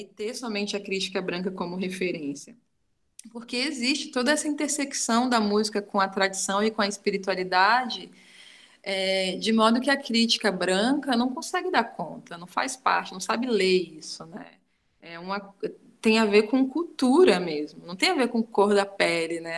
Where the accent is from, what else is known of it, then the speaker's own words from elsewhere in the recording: far south of Bahia, Brazil; now in Southeast Brazil; uma mulher preta, é, nordestina, sabe? É, que está já há muito tempo aqui nessa, nessa migração, né? Eu venho do extremo sul da Bahia